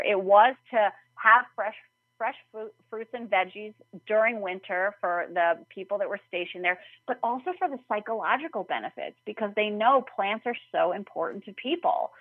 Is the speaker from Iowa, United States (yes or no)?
no; New York, United States; I'm from New York. My whole family was in New York City.